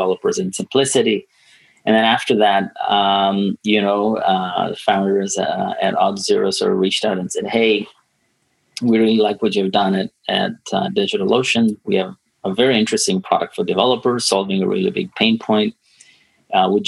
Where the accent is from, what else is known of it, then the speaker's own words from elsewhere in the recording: Tanzania; moved away; I'm born and raised in Tanzania